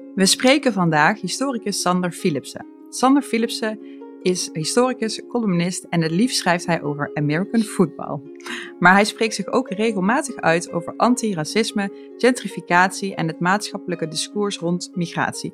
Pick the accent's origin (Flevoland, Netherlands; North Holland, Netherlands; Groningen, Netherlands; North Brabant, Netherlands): North Brabant, Netherlands; Vinex district near Eindhoven; Toen ik eh, nog thuis woonde bij mijn ouders in de Vinexwijk waar ik opgroeide